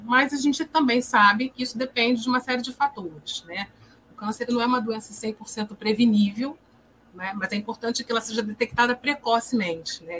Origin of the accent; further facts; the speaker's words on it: Rio de Janeiro, Brazil; sou psicóloga, sou do Rio de Janeiro